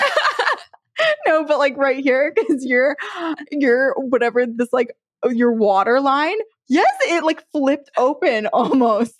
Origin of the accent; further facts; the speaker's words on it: United States; I grew up on Lake Champlain boating just around there